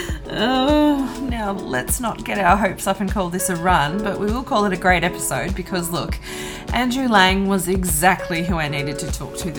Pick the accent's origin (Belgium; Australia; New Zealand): Australia; I am Australian